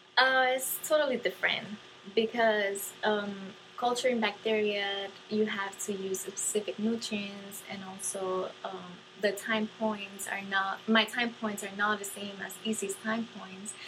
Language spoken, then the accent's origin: English; Dominican Republic; moved away; I come from the Dominican Republic